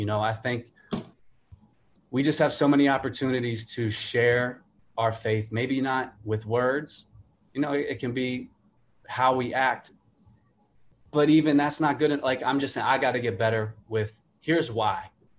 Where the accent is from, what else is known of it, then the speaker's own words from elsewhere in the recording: Colombia; going back to growing up in Colombia, South America, you know, seeing what I saw